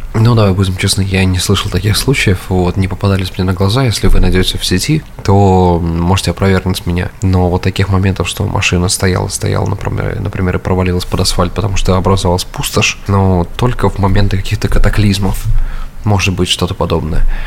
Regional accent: Samara, Samara Oblast, Russia; now in United States; нашей там, Самаре

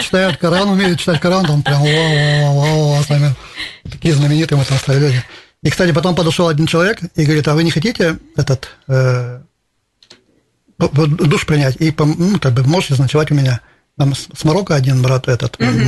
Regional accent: Izhevsk, Udmurtia, Russia; я татарин, но тем не менее с России

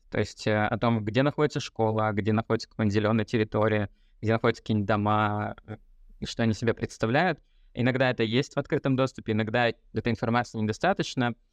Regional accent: Siberia, Russia; moved away as an adult; also born or lived in Kyrgyzstan / Ivanovo / Moscow; я родился в Киргизии, вырос в Сибири, учился в Сибири, в другом месте, потом жил в Иваново, в Москве.

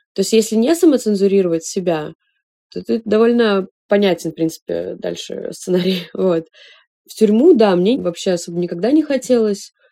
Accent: Russia; moved away as an adult; also born or lived in Saint Petersburg / Israel / Georgia; мы девушки из России

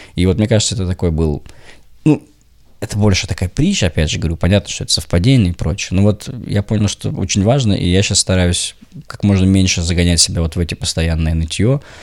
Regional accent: Saint Petersburg, Russia; не москвич, а петербуржец

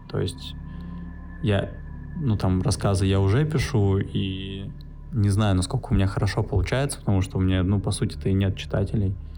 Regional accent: Saint Petersburg, Russia; moved away as an adult; now in Bali, Indonesia; я родился в Питере, в Купчино, если интересно. И свое детства до 10 лет я провел в центре Петербурга в общаге.

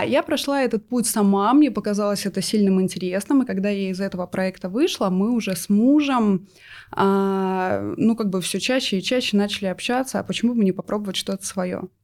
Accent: Novosibirsk, Novosibirsk Oblast, Russia; я из Новосибирска мы с мужем оттуда

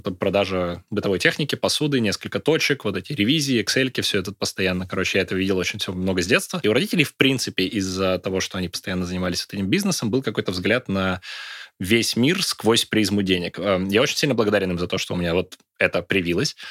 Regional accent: Izhevsk, Udmurtia, Russia; moved away as an adult; also born or lived in Moscow; Я из Ижевска

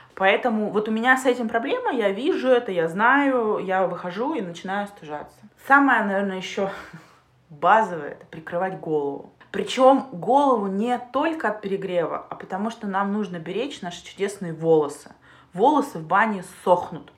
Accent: Siberia, Russia; now in Saint Petersburg, Russia; я переехала из Сибири в Петербург

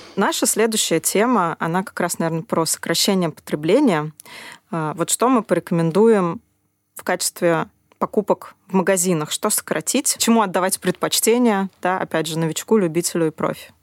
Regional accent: Russia; особенно в России, где у нас немножко подорвано доверие к раздельному сбору

